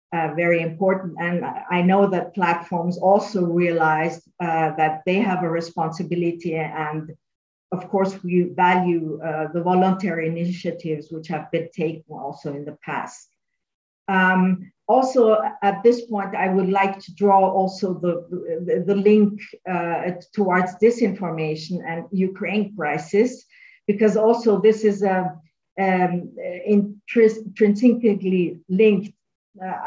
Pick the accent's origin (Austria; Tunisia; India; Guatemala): Austria; I'm from Austria